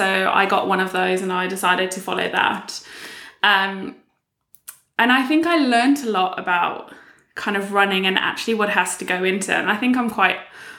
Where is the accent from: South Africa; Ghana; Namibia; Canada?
South Africa; moved away as an adult; now in United Kingdom; I moved to the UK. I'm originally from South Africa and moved to the UK about 8 years ago now.